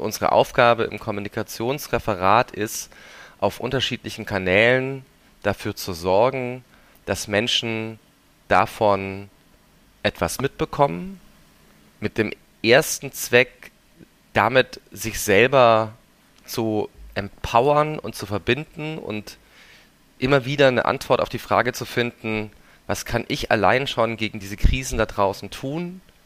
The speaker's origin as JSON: {"language": "German", "region": "Swabia", "country": "Germany", "moved": "yes", "lives_now": "Berlin, Germany", "said": "ich bin ja aus Schwaben"}